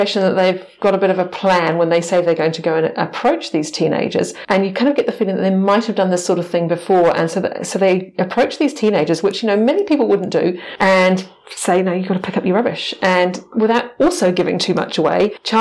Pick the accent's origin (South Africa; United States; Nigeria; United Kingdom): United Kingdom; now in New Zealand; being British, I wasn't brought up with Māori mythology.